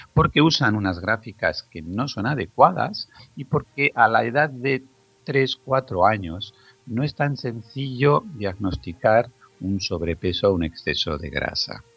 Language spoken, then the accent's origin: Spanish; Zaragoza, Aragon, Spain; en la ciudad donde yo nací, en Zaragoza